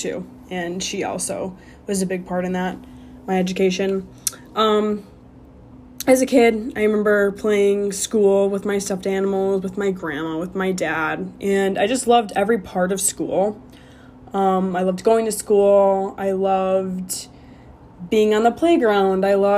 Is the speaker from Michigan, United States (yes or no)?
no; Illinois, United States; moved away as an adult; also born or lived in Arizona; I grew up in Illinois, just a small little suburb